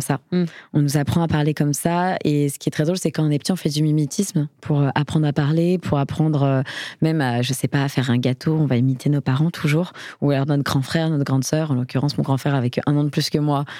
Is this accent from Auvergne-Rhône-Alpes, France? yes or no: no; Paris, Île-de-France, France; lorsqu'on est parisien, enfin, moi, c'est mon cas